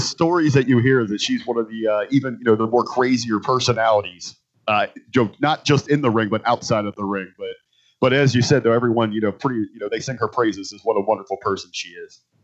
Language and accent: English; Cincinnati, Ohio, United States; I was actually born and raised in Cincinnati, Ohio